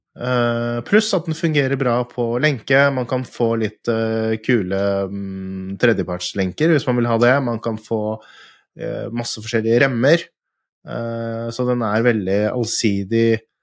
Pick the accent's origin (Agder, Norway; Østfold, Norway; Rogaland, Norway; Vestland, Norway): Østfold, Norway; Fredrikstad; jeg er fra Fredrikstad